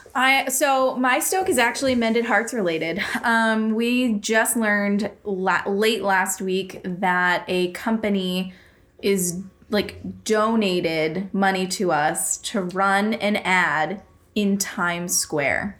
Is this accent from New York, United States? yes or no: no; Worcester, Massachusetts, United States; we're from Worcester. Valentine's Day cards were freaking made here